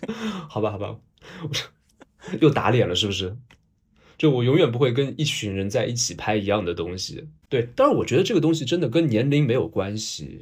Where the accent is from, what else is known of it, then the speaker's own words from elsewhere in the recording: China; 我们中国人